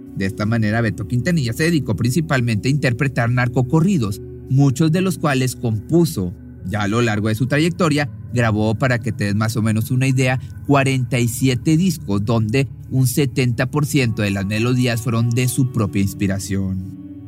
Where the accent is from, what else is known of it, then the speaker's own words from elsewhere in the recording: Nuevo León, Mexico; un pueblito del estado de Nuevo León, de México, aquí de donde soy.